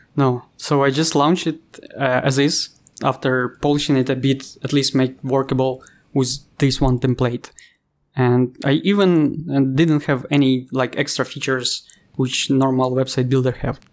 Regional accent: Ukraine; English is a second language; moved away as an adult; also born or lived in Thailand; now in Bali, Indonesia; I'm I'm from Ukraine

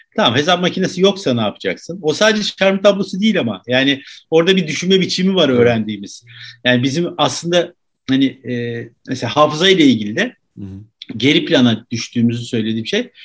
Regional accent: Turkey

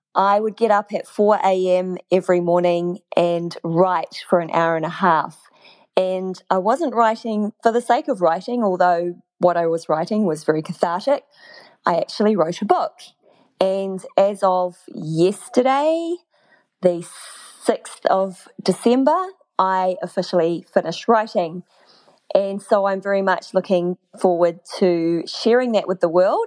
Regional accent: New Zealand; moved away as an adult; also born or lived in Malaysia; I moved back to my home country without knowing that I was moving back

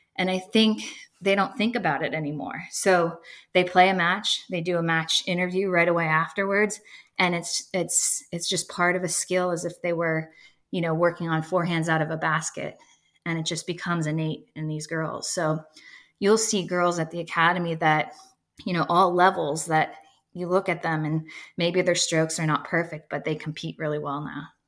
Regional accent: Erie, Pennsylvania, United States; now in Bradenton, United States; growing up in Erie, Pennsylvania

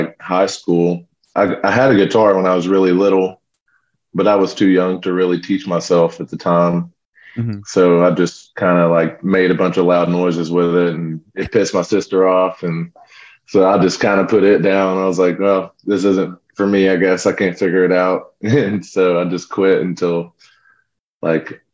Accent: Paris, Texas, United States; also born or lived in Lubbock, Texas; I grew up in Northeast Texas, but we actually started the band in Lubbock, out where Texas Tech is

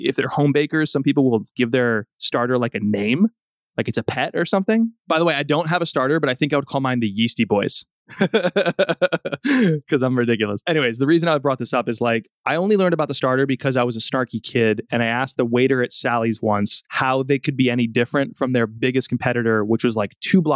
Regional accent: outside New Haven, Connecticut, United States; I'm Italian American and I grew up outside New Haven, which has nationally ranked pizza

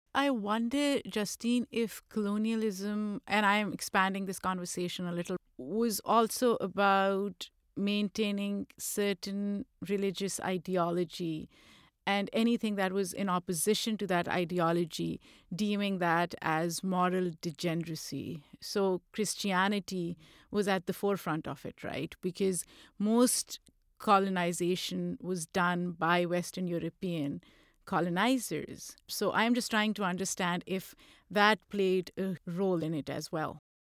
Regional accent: Pakistan; moved away; I grew up in Pakistan

